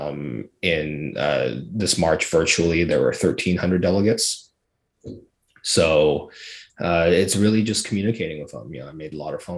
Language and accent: English; Fraser Valley, British Columbia, Canada; I grew up in the Fraser Valley of British Columbia, which is a very solid conservative country.